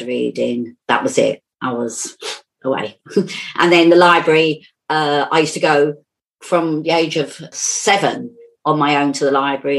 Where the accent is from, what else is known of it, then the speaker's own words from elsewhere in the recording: London, United Kingdom; also born or lived in Tottenham; I grew up in Finsbury Park, and I don't know if you know Finsbury Park, but there's one main road, Stroud Green Road, and one side is Islington and the other side is Haringey. So I've always been in North London.